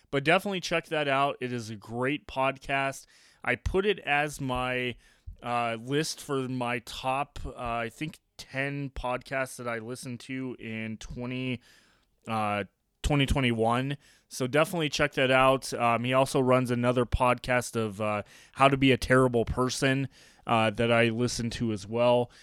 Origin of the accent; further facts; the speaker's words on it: Colorado Springs, Colorado, United States; I grew up here in Colorado Springs watching the Colorado Springs Sky Sox.